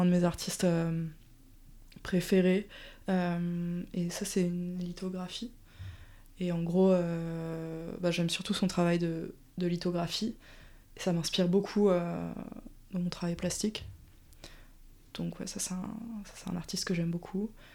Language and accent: French; Paris, Île-de-France, France; also born or lived in Strasbourg; je suis née à Paris et ça fait du coup 30 ans que j'y vis, sauf mon temps à Strasbourg